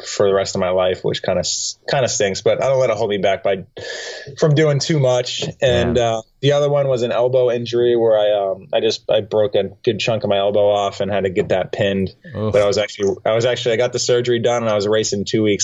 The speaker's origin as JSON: {"language": "English", "region": "New Hampshire", "country": "United States", "tie": "born or raised there", "said": "we grew up in New Hampshire"}